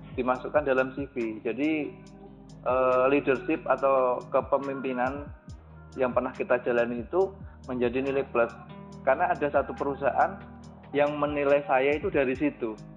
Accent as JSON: {"language": "Indonesian", "town": "Jepara", "region": "Central Java", "country": "Indonesia", "tie": "born or raised there", "also_born_or_lived": "Surakarta", "moved": "as an adult", "lives_now": "Jakarta, Indonesia", "said": "Saya aslinya Jepara"}